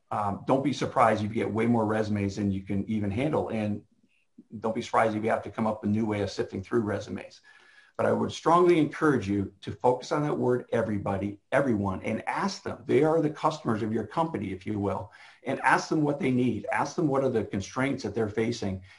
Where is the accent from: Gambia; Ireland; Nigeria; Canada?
Canada; now in United States; I spent a lot of years when I moved down here from Canada, Janice and I did